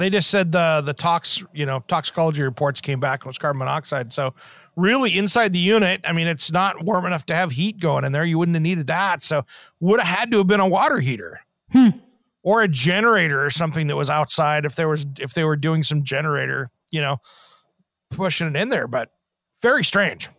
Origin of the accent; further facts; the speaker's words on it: Tri-Cities, Washington, United States; growing up in Tri Cities, Washington, and uh, Eastern Washington